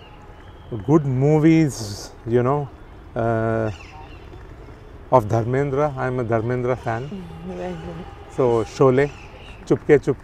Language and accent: English; Nagpur, Maharashtra, India; moved away as an adult; also born or lived in Kanpur, India / Purdue, United States / Mumbai, India; now in Patiala, India; I grew up in Nagpur. I studied in Nagpur all the way up to my graduation and my first post-graduation.